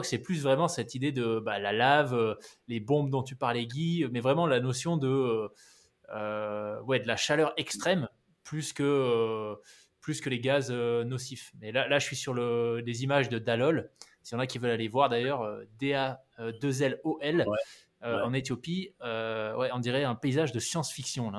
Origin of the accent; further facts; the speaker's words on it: New Caledonia; j'ai grandi en Nouvelle-Calédonie